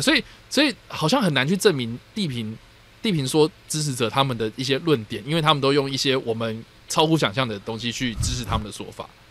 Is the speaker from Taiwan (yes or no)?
yes; Taipei, Taiwan; 我在台北长大的小孩